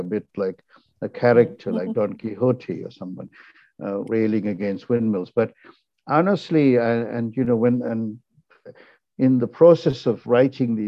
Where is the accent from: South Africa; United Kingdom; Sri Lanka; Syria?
Sri Lanka; Ceylon, Northern Province; now in United States; I'm a Tamil from Ceylon, you know, a country that no longer exists. I mean, it's been renamed Sri Lanka